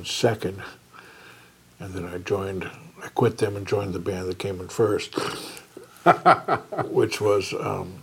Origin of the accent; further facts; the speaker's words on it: San Francisco, California, United States; moved away as an adult; now in Nashville, United States; I grew up in a house right pretty much in the middle of the city, about 8 blocks from the corner of Haight and Ashbury